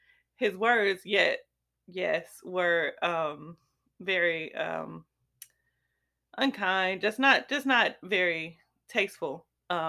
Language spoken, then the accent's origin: English; Chicago, Illinois, United States; now in Texas, United States; But I'm from Chicago